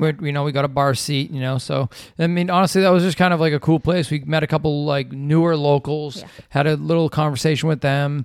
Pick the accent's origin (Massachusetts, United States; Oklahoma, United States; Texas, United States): Massachusetts, United States; Revere; also born or lived in Boston; now in west coast of Florida, United States; I'm from Revere. I grew up in Revere.